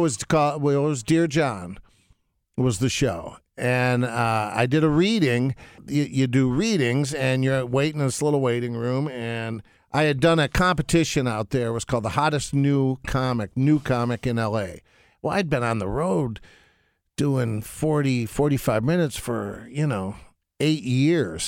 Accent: Detroit, Michigan, United States; moved away as an adult; also born or lived in Los Angeles; growing up in Detroit

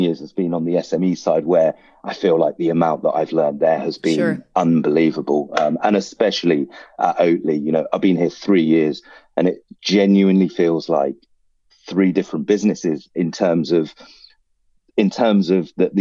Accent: United Kingdom; I'm a British Sri Lankan

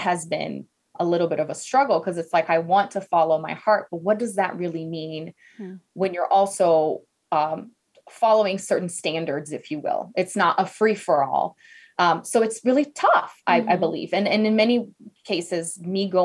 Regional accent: Brazil; English is a second language; moved away; I'm from Brazil originally.

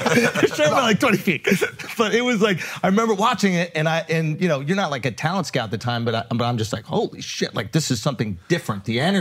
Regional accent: New York, United States; I grew up here in New York

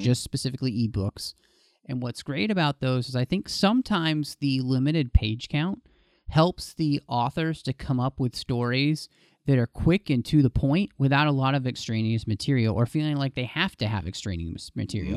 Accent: Dallas, Texas, United States; I grew up in Dallas, Texas

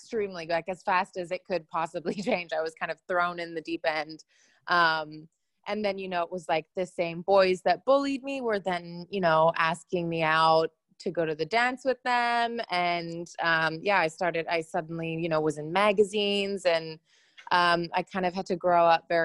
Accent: Hong Kong; I grew up in Hong Kong, and I grew up as I was the fat kid in the class

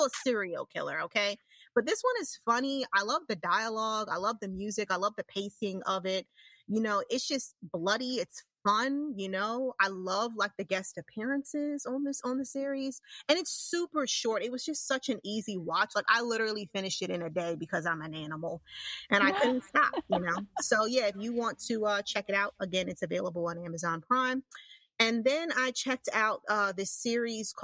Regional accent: New York, United States; I'm from New York, even though, you know, New York is considered where I live upstate, but it's not, it's like right there

